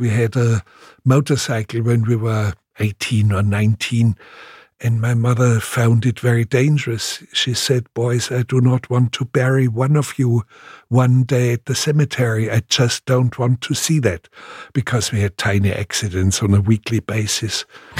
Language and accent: English; Munich, Bavaria, Germany; born there; Well, actually, I was born in Munich, but I was only 2 weeks old when there was carpet bombardment on Munich.